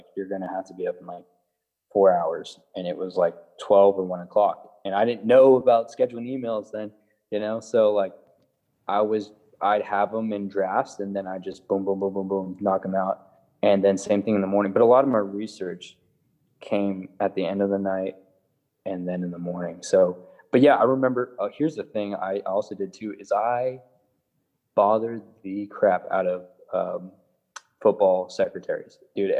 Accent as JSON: {"language": "English", "region": "California", "country": "United States", "said": "Hey, I know you're from California. I'm from California too."}